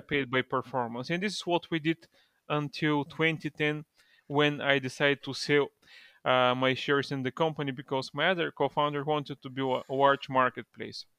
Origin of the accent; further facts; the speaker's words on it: Bulgaria; I'm from Bulgaria originally.